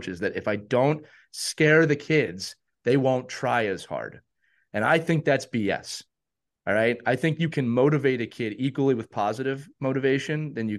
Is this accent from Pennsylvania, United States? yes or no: yes; Philadelphia, Pennsylvania, United States; I grew up in Philadelphia. I grew up a Flyers fan.